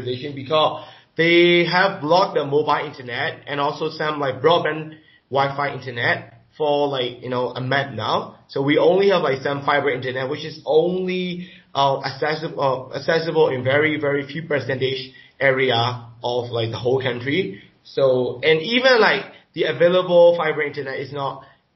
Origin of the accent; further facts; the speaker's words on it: Myanmar; I'm from Myanmar